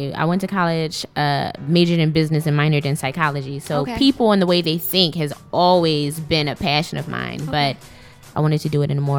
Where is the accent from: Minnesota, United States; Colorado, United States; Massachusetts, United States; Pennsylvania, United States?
Pennsylvania, United States; Philadelphia; I grew up in North Philadelphia, graduated from Strawberry Mansion High School.